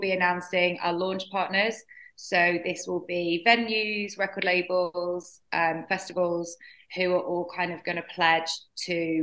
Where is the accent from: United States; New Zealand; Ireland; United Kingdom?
United Kingdom; Doncaster, Yorkshire and the Humber; moved away; growing up in Doncaster, there was nothing like